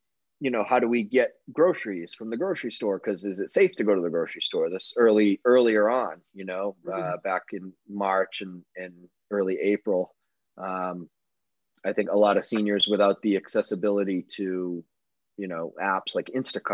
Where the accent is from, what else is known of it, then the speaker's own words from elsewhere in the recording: Sandwich, Massachusetts, United States; I grew up on the Cape in Sandwich